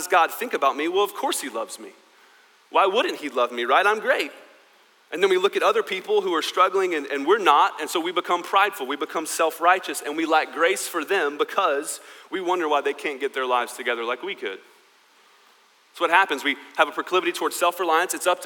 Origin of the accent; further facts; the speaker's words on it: United States; I am American